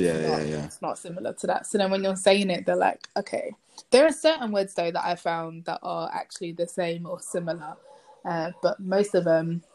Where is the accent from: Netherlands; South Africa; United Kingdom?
United Kingdom; moved away as an adult; now in China; I like being British